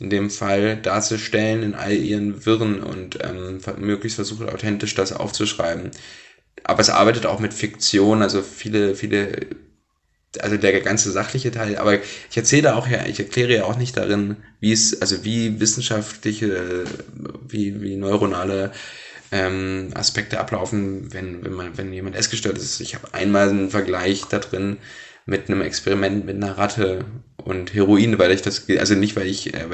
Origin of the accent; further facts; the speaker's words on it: Blankenburg, Saxony-Anhalt, Germany; also born or lived in Wernigerode; Wernigerode bin ich geboren, Blankenburg in der Stadt daneben aufgewachsen, aber Wernigerode würde ich als meine Heimat sozusagen sehen, Sachsen-Anhalt im Harz